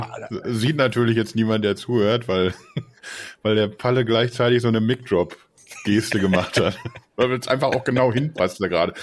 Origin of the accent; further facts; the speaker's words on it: Ruhr area, North Rhine-Westphalia, Germany; Sagt man bei uns im Ruhrgebiet